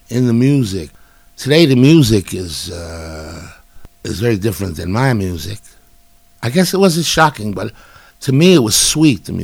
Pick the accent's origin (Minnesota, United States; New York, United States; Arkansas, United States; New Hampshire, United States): New York, United States; Brooklyn; born there; I was born in Brooklyn on a snowy Sunday. Uh, I was raised there till I was two, and then I was dragged up and put in an orphanage.